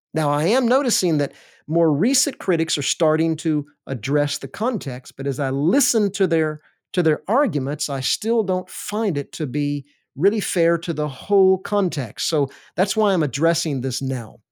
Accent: Alabama, United States; I grew up in Alabama

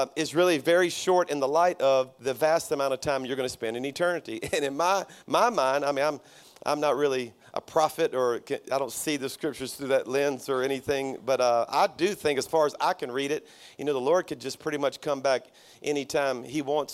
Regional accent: South Louisiana, United States; now in Birmingham, United States; my church is in Birmingham, Alabama, but I'm a Cajun from South Louisiana

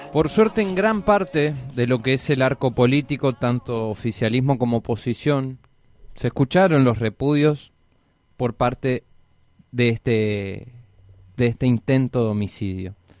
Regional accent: Argentina; nosotros como argentinos

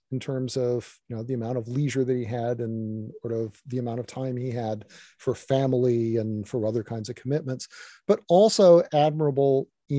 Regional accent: Virginia, United States; you know, when I was young, I grew up in Virginia, you know

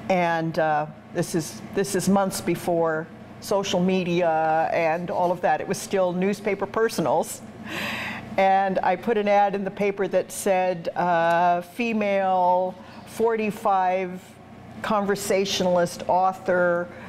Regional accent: Canada; also born or lived in England; I was born in England. And my family, right after World War II, emigrated to Canada.

